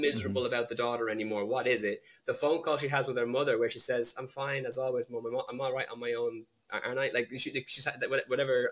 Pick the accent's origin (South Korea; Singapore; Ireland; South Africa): Ireland; born or raised there; also born or lived in London / Wales